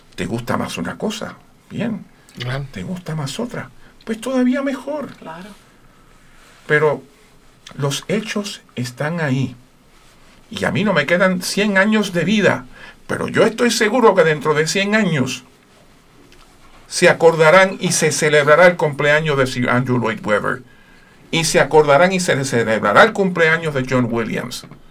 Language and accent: Spanish; Puerto Rico; Yo soy de Puerto Rico.